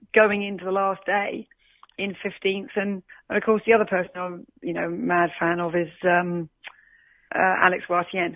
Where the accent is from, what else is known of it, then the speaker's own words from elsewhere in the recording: Australia; I am Australian